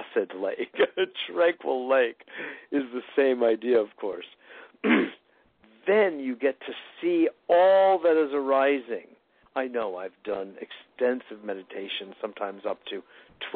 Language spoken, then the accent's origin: English; Westport, Connecticut, United States; I grew up in Westport, Connecticut